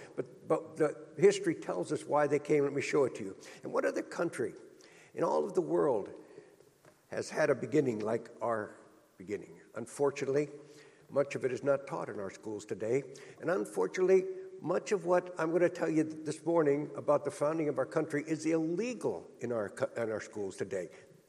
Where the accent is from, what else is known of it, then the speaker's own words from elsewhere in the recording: United States; We're from America.